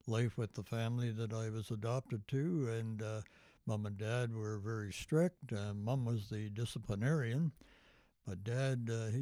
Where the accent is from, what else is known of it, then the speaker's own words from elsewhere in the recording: Toronto, Ontario, Canada; also born or lived in Scarborough; We grew up in the East End of Toronto